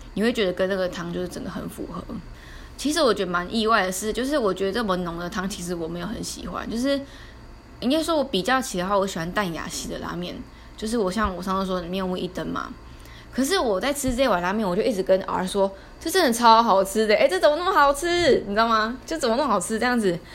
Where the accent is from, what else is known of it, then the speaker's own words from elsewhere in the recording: Taiwan; 我们台湾人